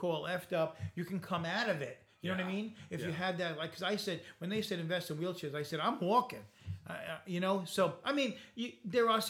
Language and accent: English; Bay Shore, New York, United States; I grew up in Bayshore